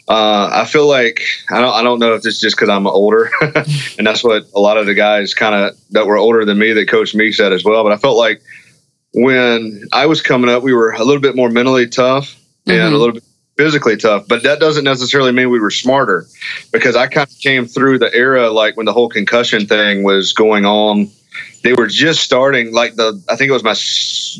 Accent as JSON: {"language": "English", "region": "North Carolina", "country": "United States", "moved": "yes", "said": "I'm originally from North Carolina"}